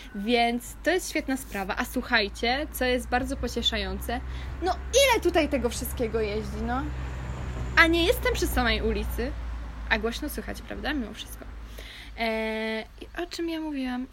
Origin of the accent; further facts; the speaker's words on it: Kashubia, Pomeranian Voivodeship, Poland; moved away; moja wioska na Kaszubach, z której pochodzę